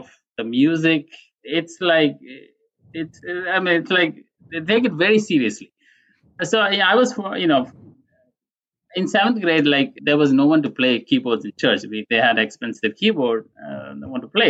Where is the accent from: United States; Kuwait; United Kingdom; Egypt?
Kuwait; moved away; I was born and brought up in Kuwait